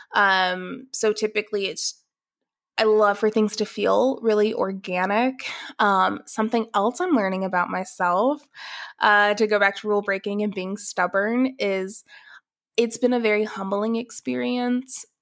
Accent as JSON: {"language": "English", "town": "Atlanta", "region": "Georgia", "country": "United States", "tie": "born or raised there", "also_born_or_lived": "Athens, Ohio / Dallas", "moved": "as an adult", "said": "I was born in Atlanta, Georgia. I was born and raised there"}